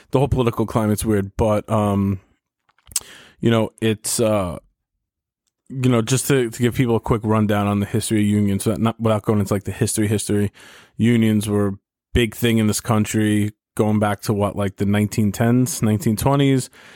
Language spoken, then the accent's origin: English; New York City, New York, United States; my hometown